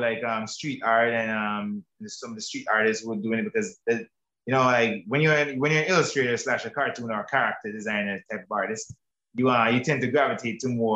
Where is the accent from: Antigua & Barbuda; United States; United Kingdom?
Antigua & Barbuda; I'm from Antigua and Barbuda